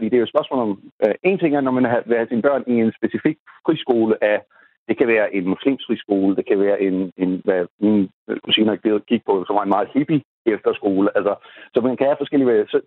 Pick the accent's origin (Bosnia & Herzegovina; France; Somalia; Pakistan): Pakistan; Danish is a second language; now in Denmark; Jeg er selv født og opvokset i Pakistan har kun oplevet det pakistanske øh, skolesystem på nær et øh, øh, halvandet år